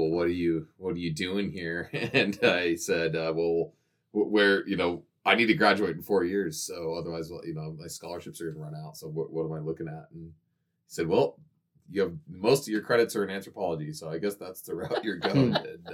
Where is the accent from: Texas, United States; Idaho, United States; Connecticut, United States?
Idaho, United States; Coeur d'Alene; moved away as an adult; also born or lived in Missoula, Montana; I grew up in Coeur d'Alene. And I was born and raised there. So I lived there all the way till I graduated high school